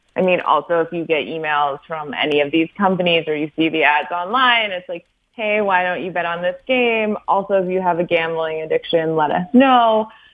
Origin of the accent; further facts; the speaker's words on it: Wisconsin, United States; I'm from Wisconsin